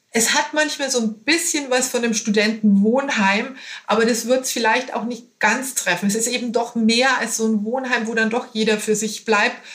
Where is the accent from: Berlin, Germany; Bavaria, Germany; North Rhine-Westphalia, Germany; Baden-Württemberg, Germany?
Bavaria, Germany; now in Hamburg, Germany; Bayer in Hamburg, allerdings schon seit 21 Jahren.